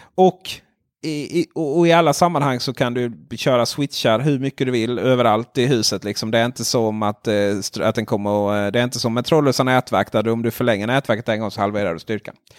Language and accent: Swedish; Ronneby, Blekinge, Sweden; jag är från Ronneby